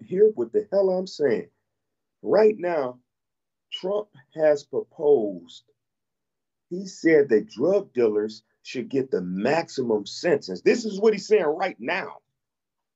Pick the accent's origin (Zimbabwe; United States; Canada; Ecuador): United States; We're from America